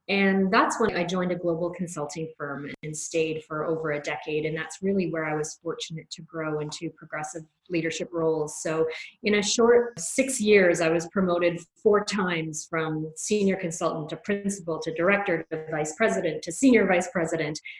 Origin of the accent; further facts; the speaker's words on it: Canada; also born or lived in London, England / Toronto, Canada; I moved from London, England, uh, where I was doing my graduate school, to a little bit smaller uh, city, certainly in Toronto, Canada, but was much bigger than the place that I had